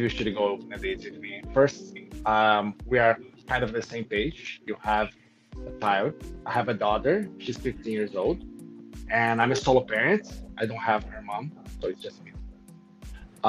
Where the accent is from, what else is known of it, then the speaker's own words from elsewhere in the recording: Brazil; moved away; I'm from Brazil.